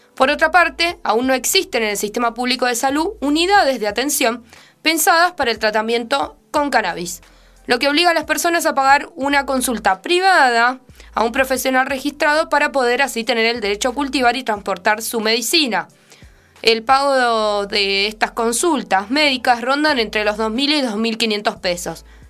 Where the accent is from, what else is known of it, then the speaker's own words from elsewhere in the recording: Argentina; nuestro país